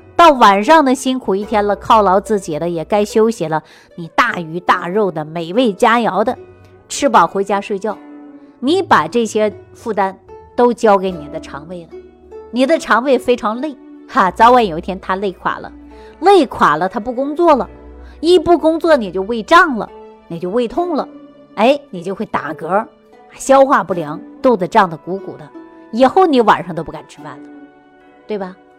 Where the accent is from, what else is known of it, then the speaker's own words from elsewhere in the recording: Sichuan, China; 我们四川人喜欢吃泡菜